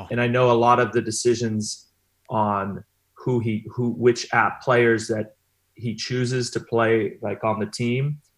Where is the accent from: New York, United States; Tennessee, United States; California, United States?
California, United States; Long Beach; also born or lived in Rio de Janeiro, Brazil / Milan, Italy; So I'm from Long Beach.